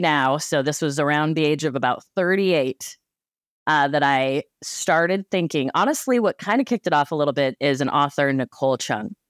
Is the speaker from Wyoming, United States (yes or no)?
yes; Cheyenne, Wyoming, United States; moved away as an adult; now in Pacific Northwest, United States; I was born and raised in Cheyenne, Wyoming